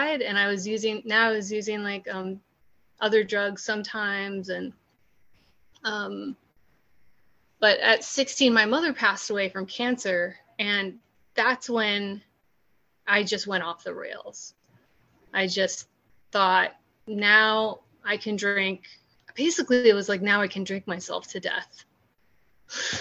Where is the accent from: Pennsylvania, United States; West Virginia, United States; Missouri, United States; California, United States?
California, United States; moved away as an adult; also born or lived in New York City; I'm from California originally, so in California